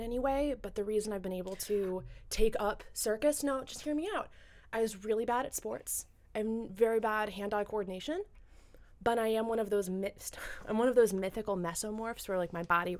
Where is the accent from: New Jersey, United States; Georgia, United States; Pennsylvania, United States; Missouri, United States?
Pennsylvania, United States; Central Pennsylvania and Southern by extrac